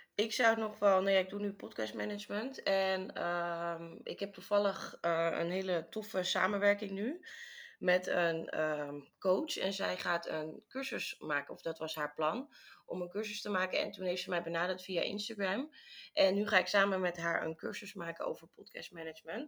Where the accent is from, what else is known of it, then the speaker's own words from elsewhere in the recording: Amsterdam, North Holland, Netherlands; moved away as an adult; also born or lived in Bali; now in Vietnam; ik kom uit Amsterdam